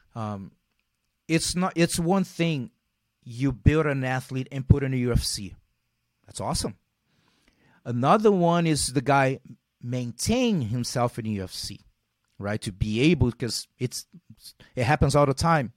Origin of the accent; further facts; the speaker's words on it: Rio de Janeiro, Brazil; moved away as an adult; now in United States; growing, growing up in Brazil and being in an, uh, those low, middle class areas